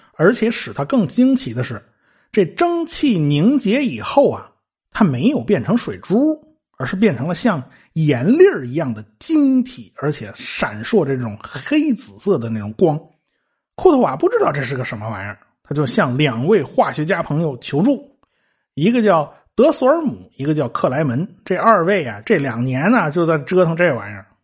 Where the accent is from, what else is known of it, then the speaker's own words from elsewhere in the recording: China; 我们中国人